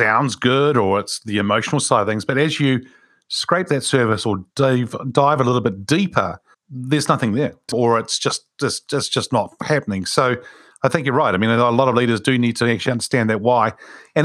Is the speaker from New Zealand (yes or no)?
yes; Wellington, New Zealand; Wilberforce is a street that I grew up in Wilberforce Street in Wellington, actually. I grew up in that street.